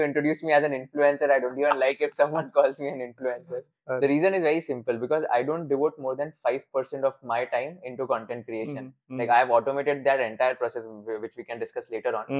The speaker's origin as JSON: {"language": "English", "town": "Nashik", "region": "Maharashtra", "country": "India", "tie": "born or raised there", "moved": "as an adult", "lives_now": "Mumbai, India", "said": "I am born and brought up in Nasik. I stayed there for a good 17 years of my life."}